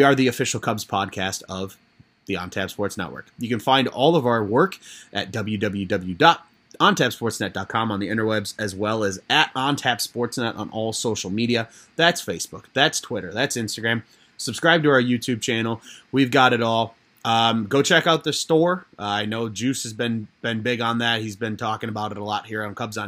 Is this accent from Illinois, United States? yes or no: yes; Chicago, Illinois, United States; I grew up on the Southside